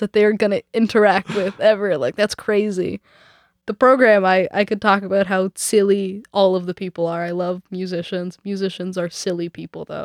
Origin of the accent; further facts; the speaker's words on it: Vancouver, British Columbia, Canada; also born or lived in Nelson; I'm from Vancouver and we don't get real winter here